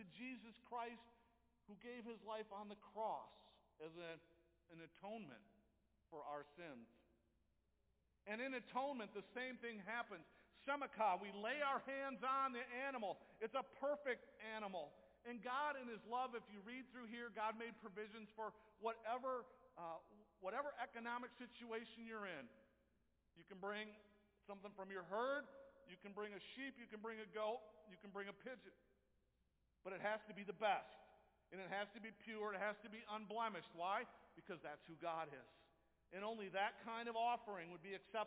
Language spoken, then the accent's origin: English; Jenison, Michigan, United States; I grew up in Jenison